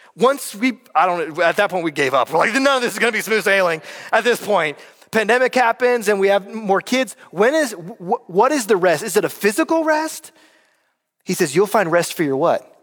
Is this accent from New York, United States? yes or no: no; North Carolina, United States; moved away; I'm from North Carolina